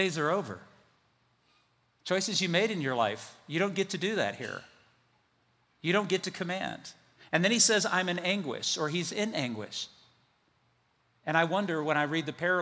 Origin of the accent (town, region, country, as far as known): United States